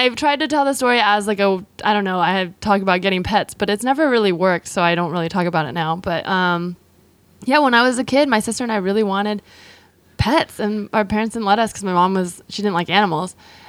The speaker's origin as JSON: {"language": "English", "region": "California", "country": "United States", "tie": "born or raised there", "said": "In the Bay Area."}